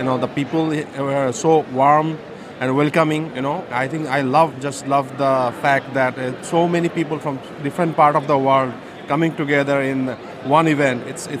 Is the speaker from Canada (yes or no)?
no; Dhaka, Dhaka Division, Bangladesh; I'm from Bangladesh, Dhaka, Bangladesh.